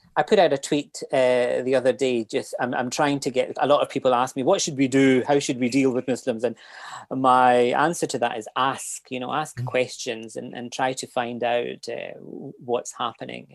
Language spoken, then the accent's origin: English; Glasgow, Scotland, United Kingdom; moved away as an adult; now in Cork, Ireland; I grew up in Glasgow